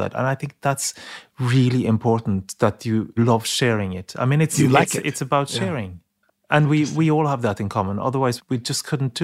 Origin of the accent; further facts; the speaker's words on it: Norway; my home country